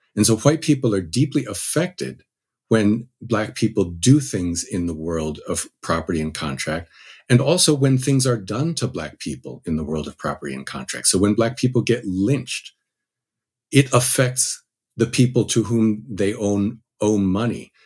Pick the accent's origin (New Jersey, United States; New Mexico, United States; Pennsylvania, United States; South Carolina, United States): New Jersey, United States; I grew up in New Jersey